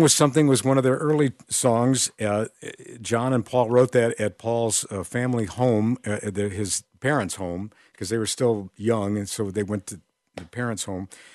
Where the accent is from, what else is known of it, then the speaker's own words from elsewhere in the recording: Crystal Lake, Illinois, United States; I grew up in Crystal Lake, Illinois, and there were little stations in our area.